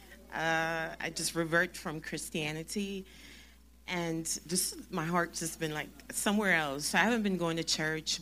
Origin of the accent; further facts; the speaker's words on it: Jamaica; it correlates with where I'm from. I'm Jamaican